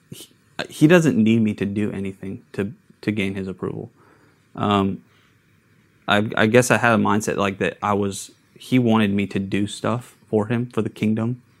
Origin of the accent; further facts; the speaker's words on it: Long Beach, California, United States; born there; also born or lived in Idaho / San Diego; I, am I was born in California.